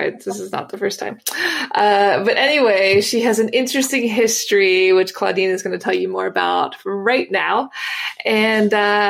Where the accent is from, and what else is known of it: United States; moved away as an adult; now in Paris, France